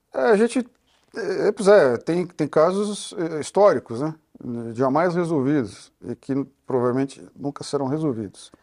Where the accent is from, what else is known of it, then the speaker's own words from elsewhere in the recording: Brazil; Nós todos somos brasileiros